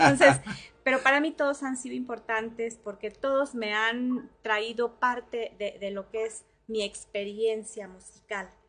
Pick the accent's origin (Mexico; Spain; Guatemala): Mexico; San Felipe, Guanajuato; en mi tierra natal, en San Felipe, Guanajuato, en la feria de San Miguel Arcángel.